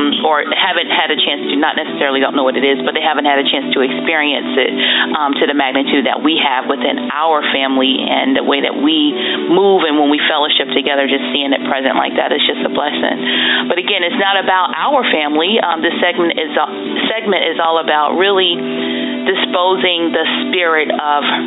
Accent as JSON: {"language": "English", "region": "Maryland", "country": "United States", "tie": "born or raised there", "also_born_or_lived": "North Carolina", "moved": "yes", "said": "So we grew up together in Maryland. My mom decided to move us, meaning me and my sister, from Maryland to North Carolina"}